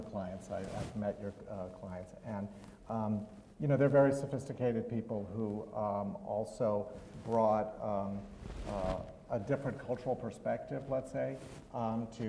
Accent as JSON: {"language": "English", "country": "Switzerland", "moved": "yes", "lives_now": "United States", "said": "I'm from Switzerland originally"}